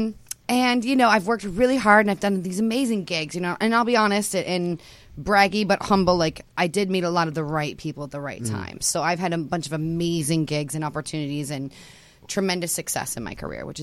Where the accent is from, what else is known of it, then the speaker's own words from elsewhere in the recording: Milford, Michigan, United States; also born or lived in Detroit, Michigan; now in Los Angeles, United States; in Detroit, my hometown